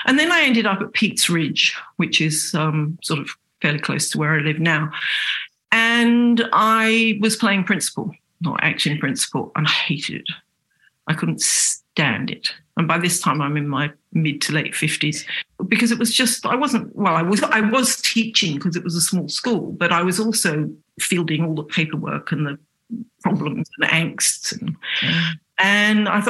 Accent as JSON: {"language": "English", "region": "England", "country": "United Kingdom", "also_born_or_lived": "Sydney, Australia", "accent": "English", "moved": "as an adult", "said": "I haven't got rid of my English accent"}